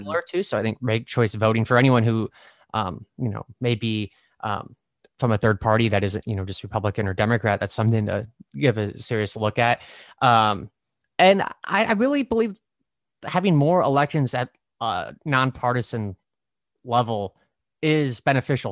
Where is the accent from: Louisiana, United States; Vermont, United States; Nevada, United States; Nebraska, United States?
Nebraska, United States; born or raised there; also born or lived in Brooklyn, New York; now in New York City, United States